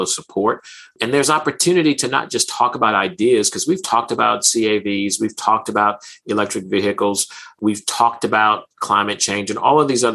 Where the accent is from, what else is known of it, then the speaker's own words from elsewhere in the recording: New Orleans, Louisiana, United States; my hometown, New Orleans